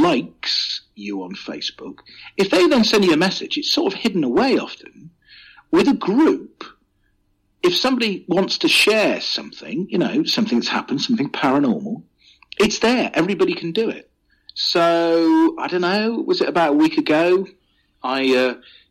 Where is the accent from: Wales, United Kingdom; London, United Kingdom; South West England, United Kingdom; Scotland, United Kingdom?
South West England, United Kingdom; near Glastonbury; I grew up in Southwest England. So 10 miles from where I grew up is Glastonbury.